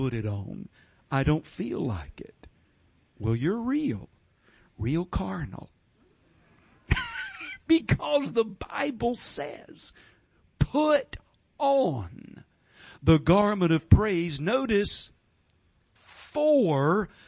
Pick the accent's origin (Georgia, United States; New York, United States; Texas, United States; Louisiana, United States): Georgia, United States; I'm from Georgia. We've got sweet tea in Georgia.